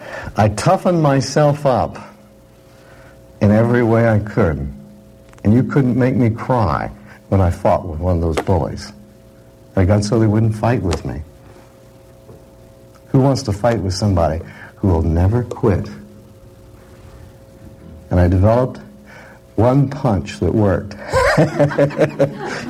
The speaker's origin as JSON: {"language": "English", "town": "Pistol River", "region": "Oregon", "country": "United States", "tie": "born or raised there", "said": "I came from Oregon, and in my generation, Oregon was made up of very independent people"}